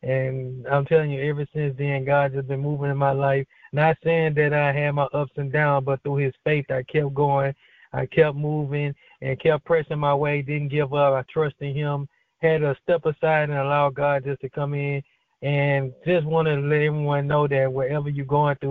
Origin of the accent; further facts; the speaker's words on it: Baton Rouge, Louisiana, United States; I'm from Baton Rouge, Louisiana